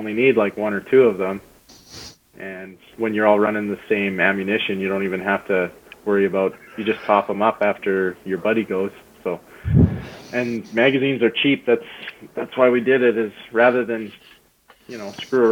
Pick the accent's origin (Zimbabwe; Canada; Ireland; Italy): Canada; told them I was from Canada.